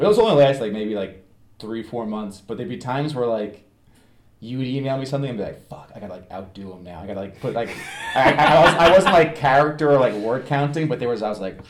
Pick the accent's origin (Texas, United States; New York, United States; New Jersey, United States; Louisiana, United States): New York, United States; Rockville Centre; K to 8 Catholic school in my hometown. In Rockville Center.